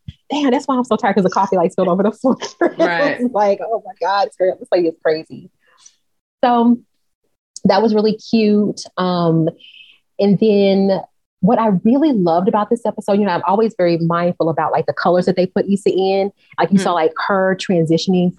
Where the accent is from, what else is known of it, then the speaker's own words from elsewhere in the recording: Dallas, Texas, United States; I'm from South Dallas, Oak Cliff